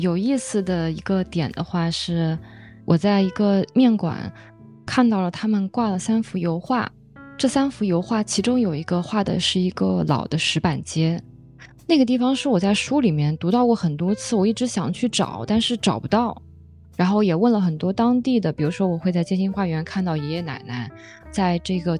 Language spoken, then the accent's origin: Chinese; Hefei, Anhui, China; moved away as an adult; now in Shanghai, China; 我的家乡在合肥，那其实三十多年前的合肥也是比较落后的。